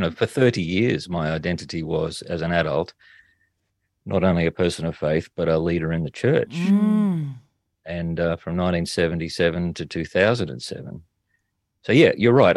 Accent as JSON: {"language": "English", "town": "Toowoomba", "region": "Queensland", "country": "Australia", "tie": "born or raised there", "also_born_or_lived": "New South Wales / Brisbane", "moved": "as an adult", "said": "I went back to my hometown of Toowoomba"}